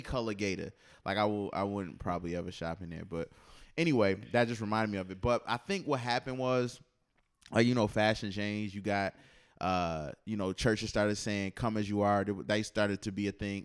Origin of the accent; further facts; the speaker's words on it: Buffalo, New York, United States; Buffalo, my hometown